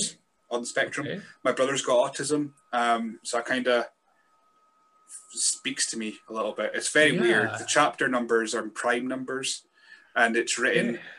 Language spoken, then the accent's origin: English; Scotland, United Kingdom; I'm a Scotsman